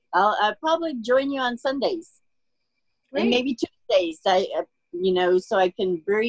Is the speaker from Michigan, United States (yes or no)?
no; Austin, Texas, United States; I'm from Austin, Texas.